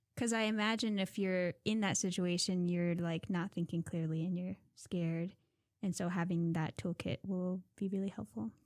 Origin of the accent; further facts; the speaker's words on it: Minto, Alaska, United States; also born or lived in Nulato, Alaska; now in Fairbanks, United States; I'm from Nulato, but I was raised in Minto